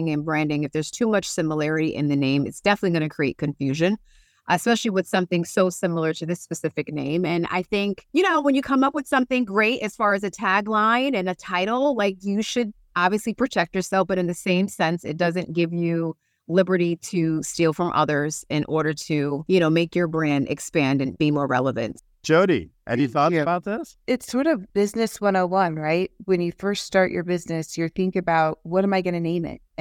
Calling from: England, United Kingdom; in Europe, I'm speaking from England

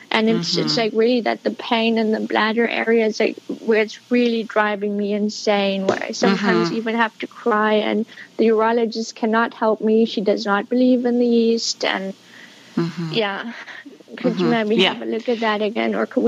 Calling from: Berlin, Germany; I'm calling from Berlin, Germany.

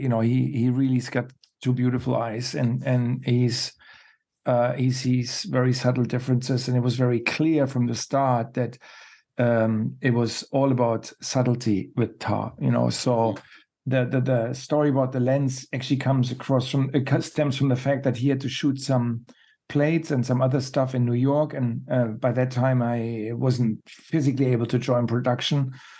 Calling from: Iceland; It's late where I am. Mm-hmm. I'm speaking from Iceland, and I've had a long shooting day.

